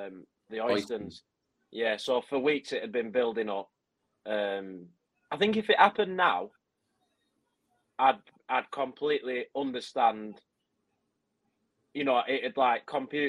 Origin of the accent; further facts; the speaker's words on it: Clitheroe, North West England, United Kingdom; I didn't grow up in Burnley, but not far from Burnley. Were you Clitheroe? Clitheroe, yeah.